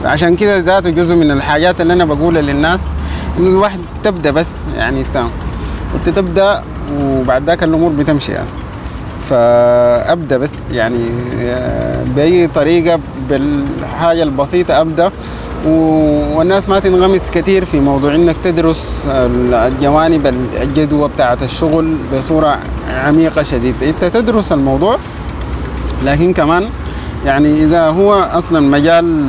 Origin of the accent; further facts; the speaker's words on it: Ad-Damir, River Nile, Sudan; moved away as an adult; now in Khartoum, Sudan; من منطقة اسمها الدامر في ولاية نهر النيل